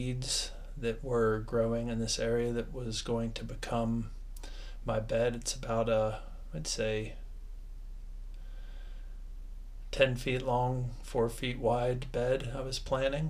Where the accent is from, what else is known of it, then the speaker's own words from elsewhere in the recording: Ohio, United States; I was raised in Ohio